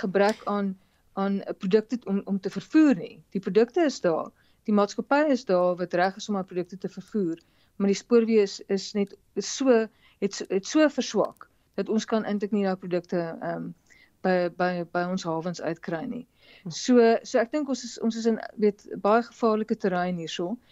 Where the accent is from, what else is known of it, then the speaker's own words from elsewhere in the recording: South Africa; ons as Suid-Afrikaners